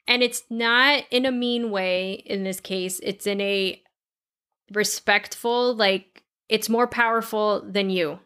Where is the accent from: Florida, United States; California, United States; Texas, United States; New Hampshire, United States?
Florida, United States; we are from Florida